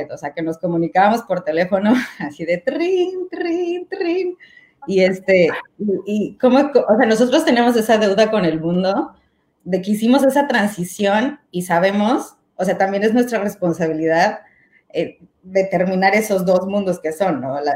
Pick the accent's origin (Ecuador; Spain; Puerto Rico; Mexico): Mexico; moved away as an adult; y terminando la carrera me fui a vivir fuera de México y este, y pues me empecé a meter mucho en el rollo del arte